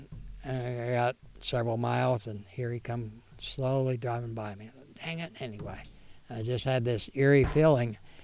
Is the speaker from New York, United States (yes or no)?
no; Missouri, United States; I'm from Missouri.